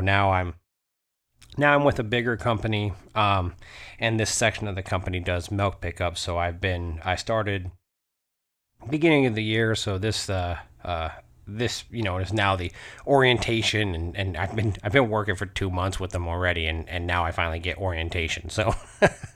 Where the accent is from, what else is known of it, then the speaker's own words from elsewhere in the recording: Alaska, United States; I grew up in Alaska